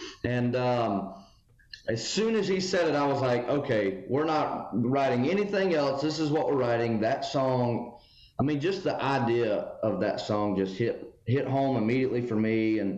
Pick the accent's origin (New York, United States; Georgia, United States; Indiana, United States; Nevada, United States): Georgia, United States; Covington; moved away as an adult; now in Nashville, United States; You know, I grew up an hour east from Atlanta. So just there was country music everywhere. Where I grew up, I mean, I'm an hour from Macon, an hour from Atlanta, an hour from Athens. So I feel like Covington is the place to live